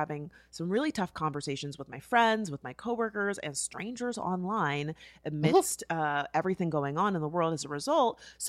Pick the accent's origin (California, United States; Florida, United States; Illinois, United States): Florida, United States; that was in my home state, okay?